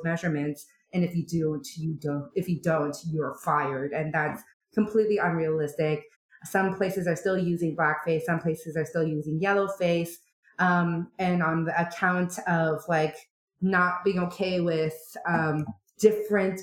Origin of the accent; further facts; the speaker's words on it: Canada; I am Korean Canadian